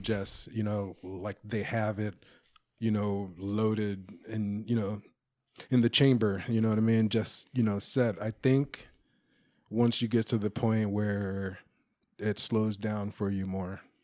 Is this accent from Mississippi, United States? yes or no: yes; Moss Point, Mississippi, United States; now in Sacramento, United States; I'm from Moss Point, Mississippi.